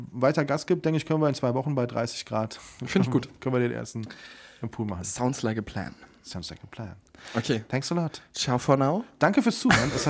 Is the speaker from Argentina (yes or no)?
no; Rhineland, Germany; als gebürtiger Rheinländer